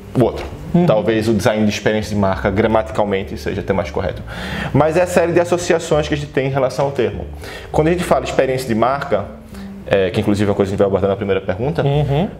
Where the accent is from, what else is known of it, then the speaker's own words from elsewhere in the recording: Recife, Pernambuco, Brazil; now in São Paulo, Brazil; como recifense